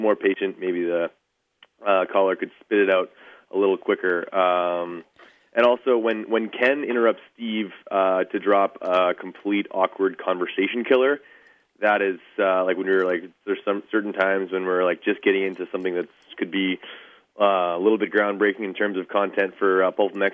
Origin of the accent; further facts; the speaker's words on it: Canada; I'm Canadian